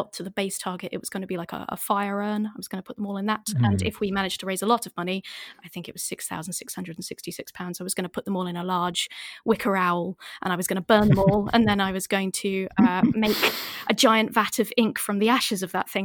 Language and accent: English; Northamptonshire, East Midlands, United Kingdom; I'm from Northamptonshire